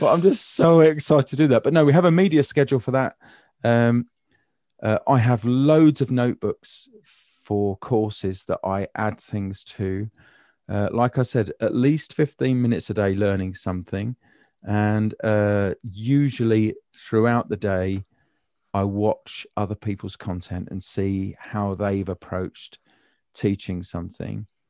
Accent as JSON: {"language": "English", "country": "United Kingdom", "said": "I'm British"}